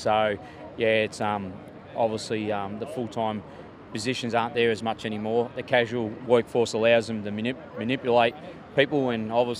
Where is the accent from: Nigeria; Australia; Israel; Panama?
Australia; Latrobe Valley, Victoria; I'm from the Latrobe Valley.